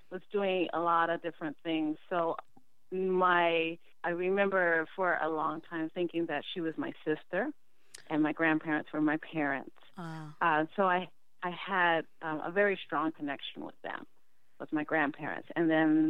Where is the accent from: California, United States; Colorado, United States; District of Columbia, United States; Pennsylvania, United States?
District of Columbia, United States; Washington; I was born in Washington, D.C. I was born at Providence Hospital